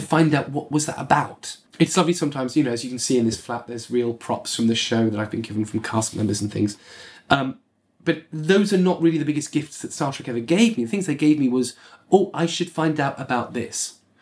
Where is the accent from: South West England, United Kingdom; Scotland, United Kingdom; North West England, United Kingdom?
South West England, United Kingdom; Bournemouth; I was growing up in Bournemouth as a, you know, a working class white kid